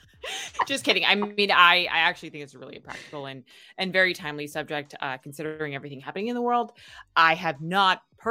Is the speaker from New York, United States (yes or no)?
yes; New York, United States; now in Hawaii, United States; I grew up in New York